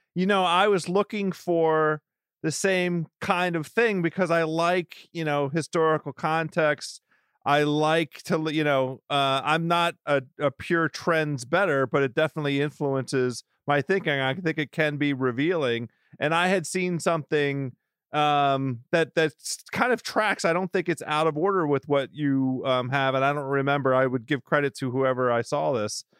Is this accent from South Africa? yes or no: no; Washington, District of Columbia, United States; born or raised there